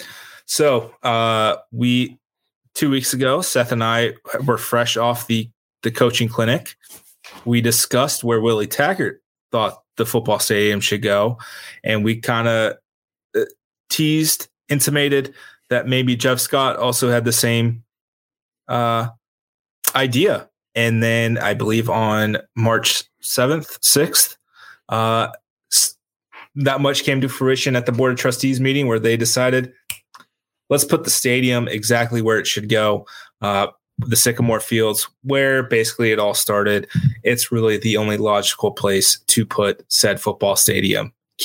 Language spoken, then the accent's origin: English; Ireland; Yeah, as an Irishman, I'm a Manchester United fan, so I've got my own issues with rooting for an English team